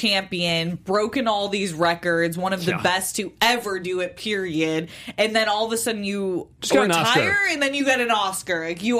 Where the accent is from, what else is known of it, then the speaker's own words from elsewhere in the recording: San Diego, California, United States; San Diego. That's my hometown